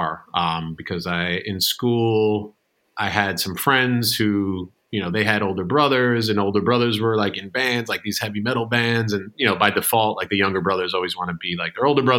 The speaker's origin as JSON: {"language": "English", "region": "New Jersey", "country": "United States", "tie": "born or raised there", "also_born_or_lived": "Manhattan, New York", "said": "Born and raised in New Jersey"}